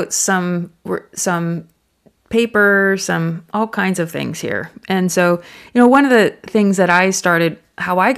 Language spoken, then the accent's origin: English; United States; now in Thailand; I'm an American, and my Thai is good, but you know I'm not fluent